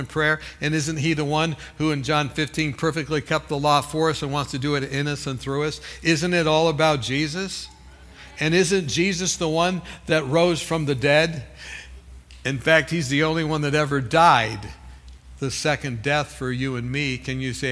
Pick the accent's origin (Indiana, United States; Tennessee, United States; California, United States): California, United States; I'm from California